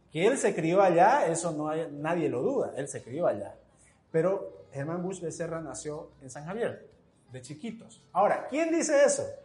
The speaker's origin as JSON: {"language": "Spanish", "region": "Santa Cruz", "country": "Bolivia", "said": "Es decir, como cruceños, como orientales, ah, nos hemos acostumbrado y hemos aceptado eh, que la historia oficial siempre viene desde la altura"}